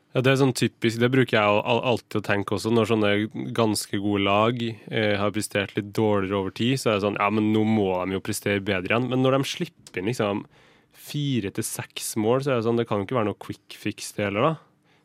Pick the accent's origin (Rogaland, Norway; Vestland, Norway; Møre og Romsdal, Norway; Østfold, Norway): Møre og Romsdal, Norway; Kristiansund; jeg kommer fra Kristiansund